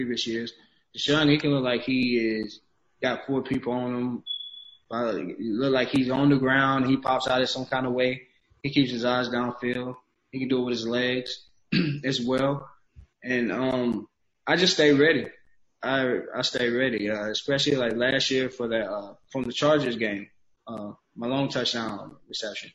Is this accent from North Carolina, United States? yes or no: no; Georgia, United States; now in Houston, United States; I grew up in Georgia. I'm a Georgia boy